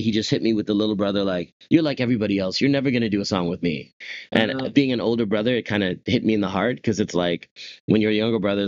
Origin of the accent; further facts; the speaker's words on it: Whitby, Ontario, Canada; Locked down in my hometown of Whitby, Ontario